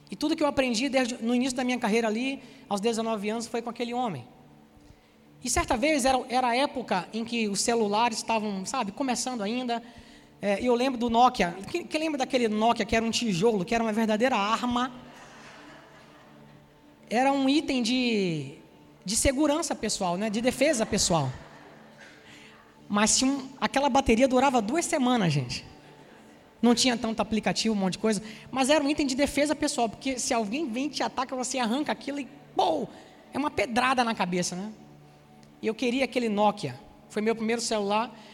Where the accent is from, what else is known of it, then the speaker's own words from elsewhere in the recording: Salvador, Bahia, Brazil; now in Rio de Janeiro, Brazil; Você já deve ter notado, né? Se não me conhece, que eu não sou carioca, eu sou soteropolitano, sou baiano de Salvador. Oxente, né? alguém falou aí oxente. Já perdi um monte do sotaque, porque eu já estou aqui no Rio há 20 anos